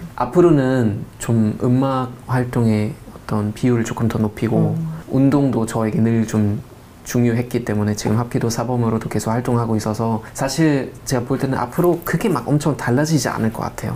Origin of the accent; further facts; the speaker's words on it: North Rhine-Westphalia, Germany; Korean is a second language; moved away as an adult; now in South Korea; 저는 노트라인 베스트 파는 사람입니다라고 하는 것보다 아, 전 독일 사람이에요